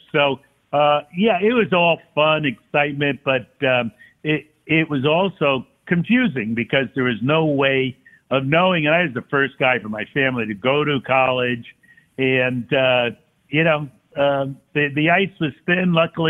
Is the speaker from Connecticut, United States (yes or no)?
yes; Stamford, Connecticut, United States; I was from Stamford, Connecticut.